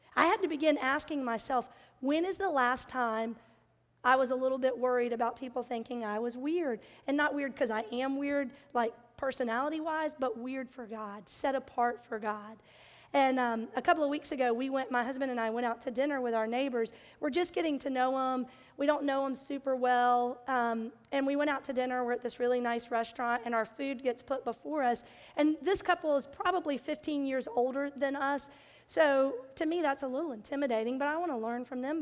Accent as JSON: {"language": "English", "area": "Bible Belt", "region": "the South", "country": "United States", "tie": "born or raised there", "said": "I grew up in the South in the Bible Belt"}